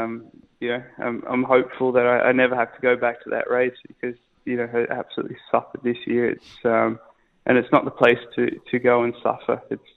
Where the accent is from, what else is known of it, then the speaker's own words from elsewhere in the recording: Australia; moved away; my wife's English, I'm Australian